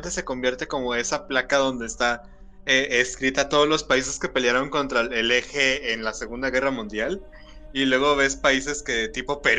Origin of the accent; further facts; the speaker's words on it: Mexico; nosotros que somos mexicanos